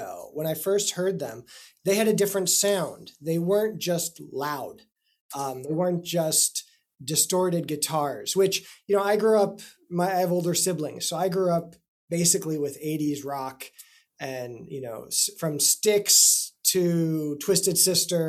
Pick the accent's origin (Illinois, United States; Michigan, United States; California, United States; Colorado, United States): Colorado, United States; Denver; moved away as an adult; now in Boston, United States; I'm originally from Denver, Colorado. I grew up in Colorado